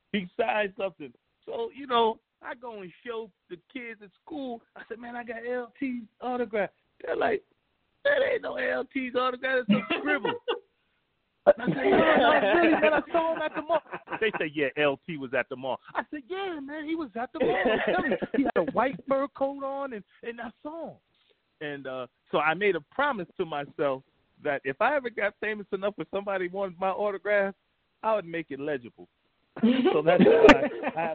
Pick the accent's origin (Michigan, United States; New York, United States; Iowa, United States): New York, United States; I'm from New York